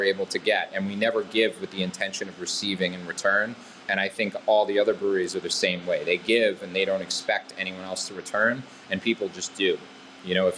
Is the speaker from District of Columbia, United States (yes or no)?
no; Boston, Massachusetts, United States; I grew up in Boston